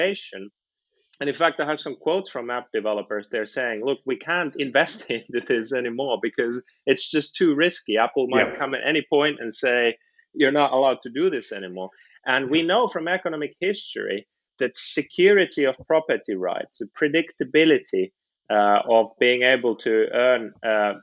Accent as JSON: {"language": "English", "town": "Helsinki", "region": "Uusimaa", "country": "Finland", "moved": "as an adult", "lives_now": "Oxford, United Kingdom", "said": "In Finland, I'm from Helsinki"}